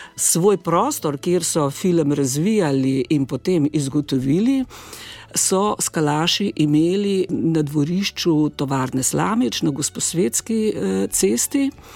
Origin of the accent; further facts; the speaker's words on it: Slovenia; Slovenci smo